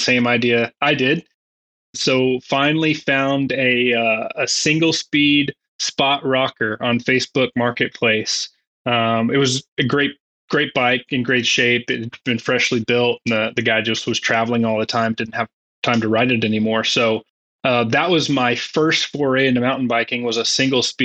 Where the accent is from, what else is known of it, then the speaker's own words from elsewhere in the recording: Joplin, Missouri, United States; moved away as an adult; also born or lived in Fayetteville, Arkansas; now in Bentonville, United States; growing up in Missouri